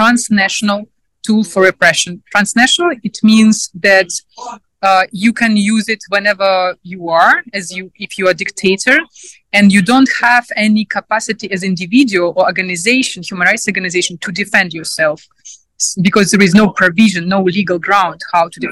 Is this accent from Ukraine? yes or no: yes; Sevastopol, Ukraine; English is a second language; moved away; I came from Ukraine, from Sevastopol. This is occupied territory of Crimea by Russian Federation for the moment. I had quite difficult childhood